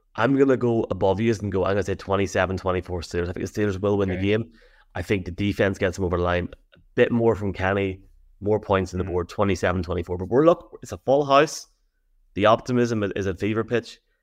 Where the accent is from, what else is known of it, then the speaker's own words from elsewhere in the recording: Tyrone, Northern Ireland, United Kingdom; me and Dave because we're from Tyrone